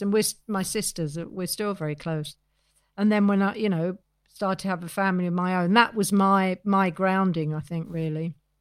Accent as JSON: {"language": "English", "region": "London", "country": "United Kingdom", "said": "I was seventeen years old. I was from Neasden."}